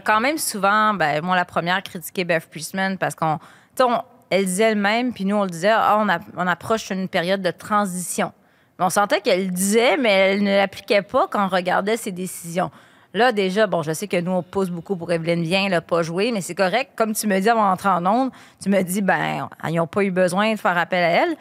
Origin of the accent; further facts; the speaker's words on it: Quebec, Canada; en tant que bonne Québécoise qui joue au soccer